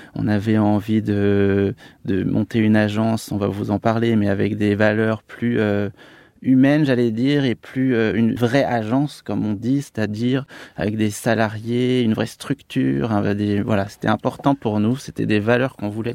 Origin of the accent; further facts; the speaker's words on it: Annecy, Auvergne-Rhône-Alpes, France; moved away as an adult; now in Paris, France; je viens de d'Annecy et de Haute-Savoie, c'est vrai qu'on a une culture gastronomique assez développée